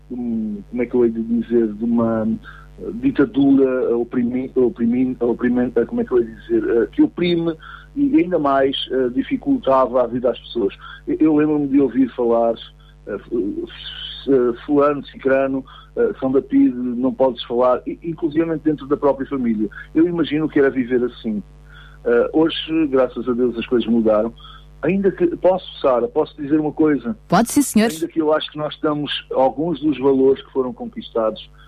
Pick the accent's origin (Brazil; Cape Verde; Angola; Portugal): Angola; born there; Não, eu nasci em Angola. Os meus pais eram missionários uh, em Angola uh, e, portanto, vivíamos lá há muitos anos